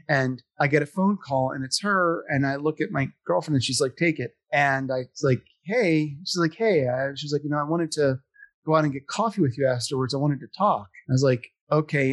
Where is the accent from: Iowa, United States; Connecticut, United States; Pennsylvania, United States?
Pennsylvania, United States; Philadelphia; I'm from Philadelphia.